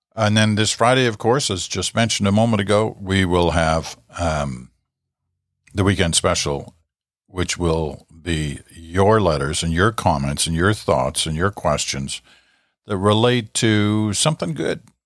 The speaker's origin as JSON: {"language": "English", "country": "Canada", "said": "I'm a Canadian."}